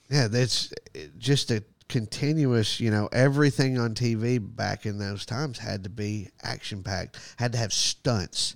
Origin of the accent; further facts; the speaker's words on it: Texas, United States; I'm American. I'm awesome. I'm from Texas